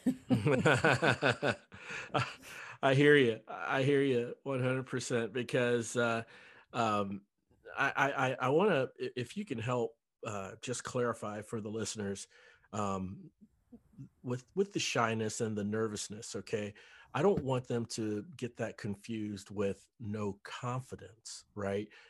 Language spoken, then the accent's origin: English; Cincinnati, Ohio, United States; moved away as an adult; also born or lived in North Dallas; now in Dallas, United States; I'm originally from Cincinnati